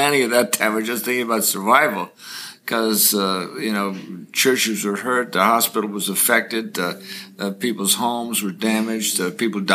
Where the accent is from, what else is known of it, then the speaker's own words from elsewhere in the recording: Corning, New York, United States; I come from Corning, New York